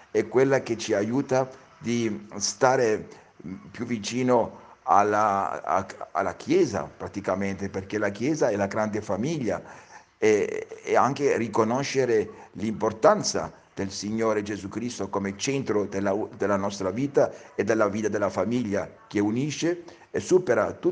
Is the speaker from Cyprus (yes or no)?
yes; Cyprus; born there; Io sono nato a Cipro come i miei genitori